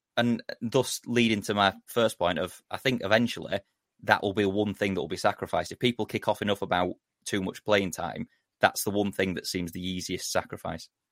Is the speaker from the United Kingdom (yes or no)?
yes; Yorkshire and the Humber, United Kingdom; I'm a Yorkshireman